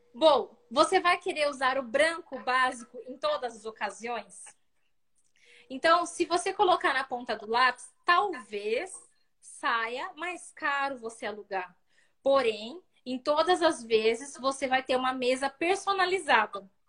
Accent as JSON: {"language": "Portuguese", "town": "Sorocaba", "region": "São Paulo", "country": "Brazil", "said": "nós somos daqui de Sorocaba, né, interior de São uhum. Paulo"}